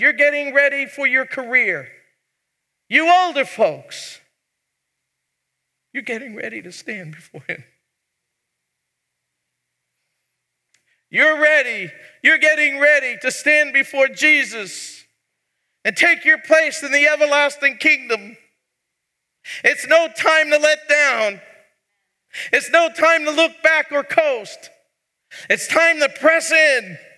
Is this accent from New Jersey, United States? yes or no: no; New York City, New York, United States; moved away; I'm from New York. We get emphatic. We punch it out. In fact, I was born in the same hospital as President Trump.